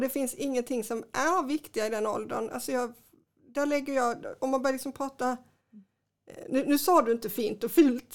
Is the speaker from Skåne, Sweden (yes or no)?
yes; Kristianstad, Skåne, Sweden; jag är uppvuxen i Kristianstad